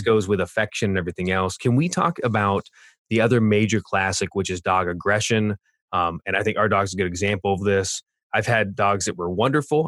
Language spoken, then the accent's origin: English; Orange County, California, United States; moved away; also born or lived in Boulder, Colorado; I grew up in Orange County, California, but lived in uh, South